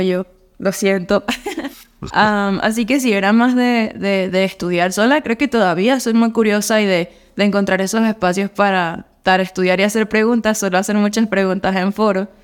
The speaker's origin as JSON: {"language": "Spanish", "region": "Mérida", "country": "Venezuela", "moved": "yes", "lives_now": "Colombia", "said": "soy de Mérida, Venezuela, pero vivo en Colombia"}